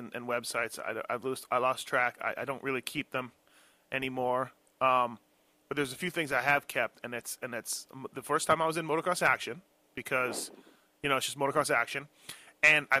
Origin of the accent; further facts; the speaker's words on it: Canada; being Canadian